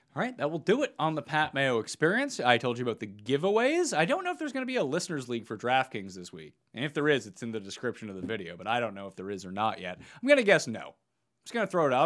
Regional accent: Canada; We're both Canadian.

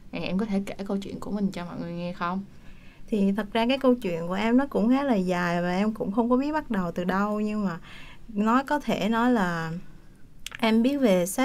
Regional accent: Da Nang, Vietnam; Dạ quê em thì ở Đà Nẵng

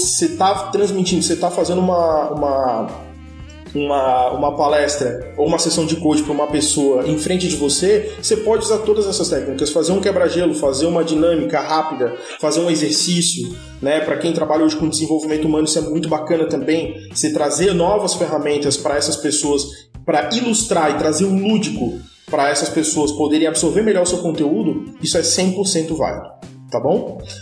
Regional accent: Florianópolis, Santa Catarina, Brazil; porque eu sou de Florianópolis, quem nasce Florianópolis é florianopolitano ou manezinho da ilha

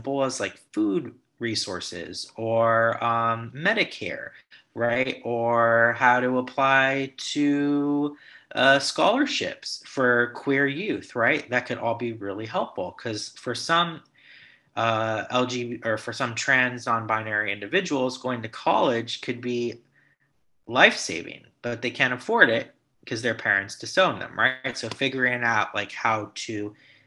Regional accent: Los Angeles, California, United States; accent: Valley Boy; I'm based in Los Angeles, born and raised. You can't tell by my Valley Boy accent

